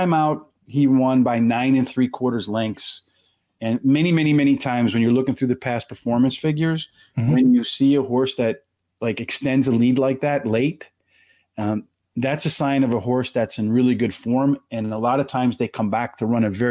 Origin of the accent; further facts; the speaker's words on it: Pennsylvania, United States; I'm from Pennsylvania